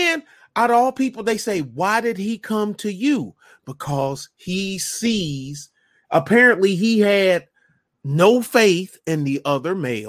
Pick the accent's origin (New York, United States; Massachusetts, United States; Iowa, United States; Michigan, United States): Michigan, United States; But I'm not from Kenya. {S2} Yeah. {S1} I'm from Michigan